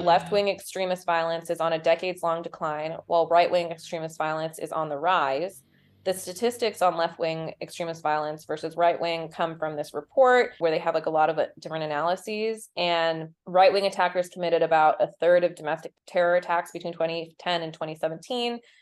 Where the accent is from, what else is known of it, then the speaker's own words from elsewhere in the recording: Utah, United States; I'm from Utah